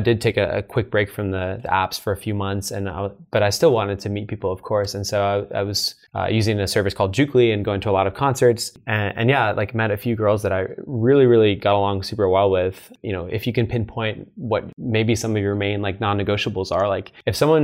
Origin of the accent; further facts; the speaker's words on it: East Coast, United States; moved away; I'm from the East Coast